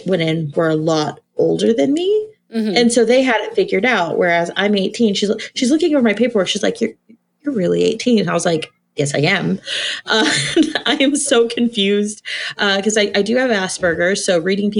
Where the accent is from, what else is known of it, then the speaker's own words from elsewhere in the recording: Texas, United States; I grew up in Texas. I was a Texas little belle in the Bible Belt